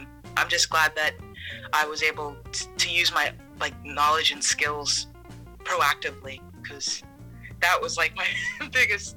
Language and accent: English; Houston, Texas, United States; moved away as an adult; now in Maine, United States; I am from Texas